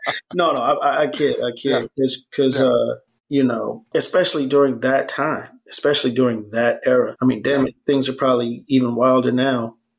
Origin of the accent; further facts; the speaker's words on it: New York City, New York, United States; growing up in New York